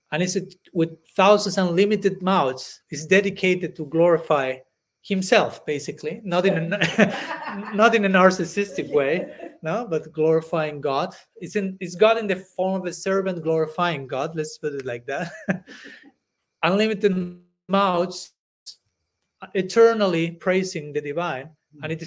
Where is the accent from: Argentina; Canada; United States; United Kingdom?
Argentina; moved away; I was born in Argentina